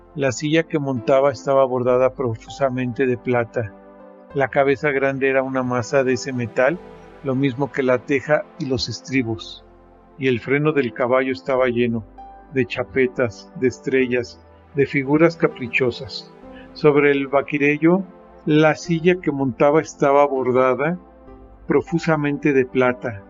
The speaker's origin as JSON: {"language": "Spanish", "country": "Mexico", "said": "soy mexicano, tengo 54 años y vivo en la ciudad de Toluca, México"}